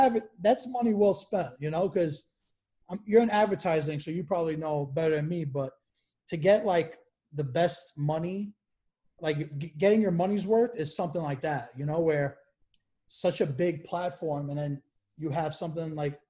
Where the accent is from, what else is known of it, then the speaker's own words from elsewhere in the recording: New York City, New York, United States; also born or lived in Queens; I'm Brooklyn. I'm from Brooklyn, but I moved to Queens now.